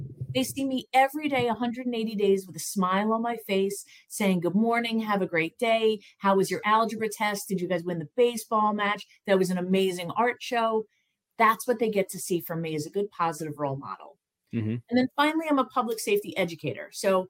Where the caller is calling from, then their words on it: Pennsylvania, United States; So I am just outside Philadelphia, Pennsylvania. So I'm not too far from New York.